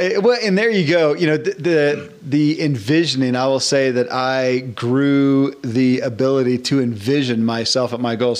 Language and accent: English; Bowling Green, Kentucky, United States; I grew up in Bowling Green, Kentucky.